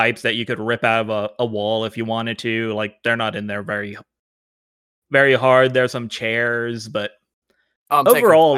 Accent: Arkansas, United States; I'm from Arkansas.

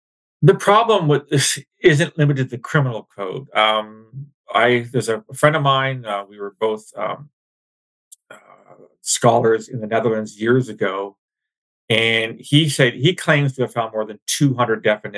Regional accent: London, Ontario, Canada; my hometown of London

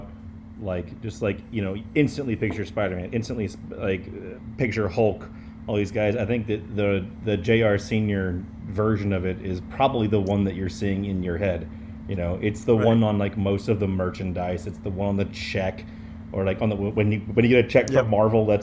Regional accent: Garland, Texas, United States; where I grew up in Garland

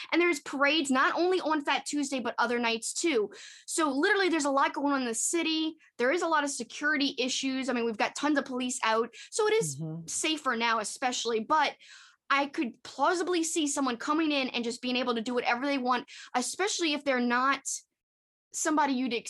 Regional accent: New Orleans, Louisiana, United States; because we're from New Orleans. We're from Louisiana.

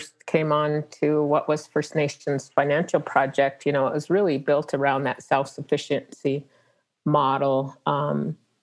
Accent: Pine Ridge, South Dakota, United States; moved away as an adult; also born or lived in Washington, D.C.; being Lakota and growing up on Pine Ridge

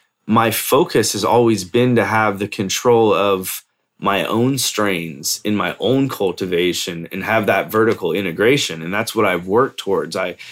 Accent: California, United States; now in Colorado, United States; And I moved to Colorado from Cali originally because I wanted protection, you know?

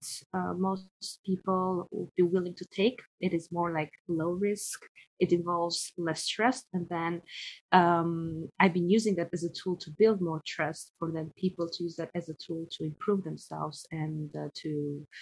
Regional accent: Tirana, Albania; moved away as an adult; also born or lived in Paris, France; now in Hawaii, United States; I live in Hawaii and I'm originally from Albania and I've lived in Paris for the last 12 years.

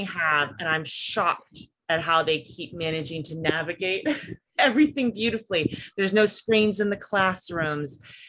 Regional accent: New York, United States; also born or lived in Washington, D.C. suburbs; now in Western Pennsylvania, United States; I'm from like the New York suburbs and the DC suburbs.

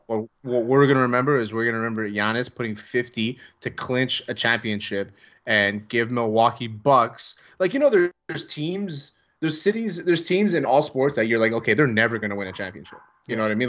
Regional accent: Greece; accent: Greek; My Greek accent sounds like it's from the the mean streets of Shamity

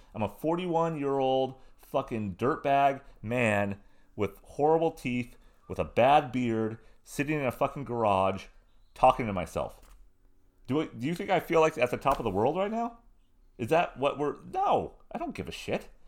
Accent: Southern California, United States; I was a punk rock kid, growing up in Southern California, being in bands.

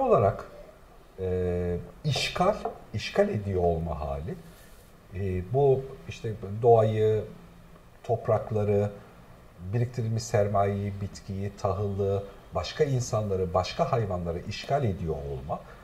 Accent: Black Sea Region, Turkey; bir Karadenizli olarak

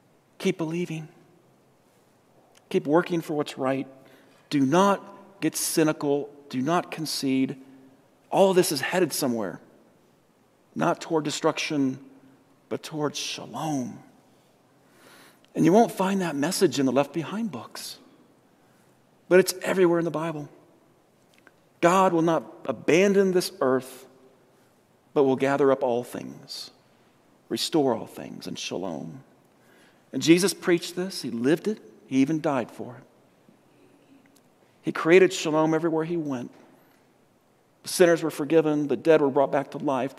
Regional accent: Colorado, United States; also born or lived in San Diego; I'm from Colorado. I came from San Diego

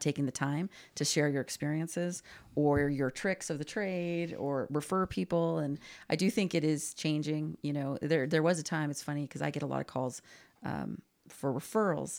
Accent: Glendale, California, United States; we grew up in Glendale

